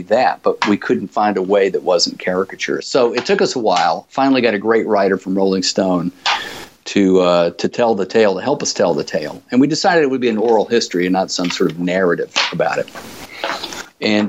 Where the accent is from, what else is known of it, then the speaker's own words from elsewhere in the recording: Birmingham, Alabama, United States; moved away as an adult; also born or lived in New York / Los Angeles; I was from Birmingham, and we traveled every summer to Laguna Beach